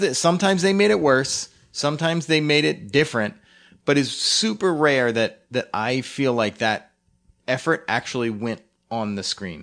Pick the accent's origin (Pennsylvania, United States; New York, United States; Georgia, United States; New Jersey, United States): Pennsylvania, United States; Philadelphia; growing up in Philly